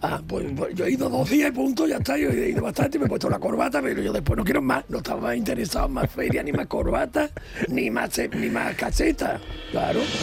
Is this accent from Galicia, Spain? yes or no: no; Ronda, Andalusia, Spain; Yo soy de Ronda, provincia de Málaga.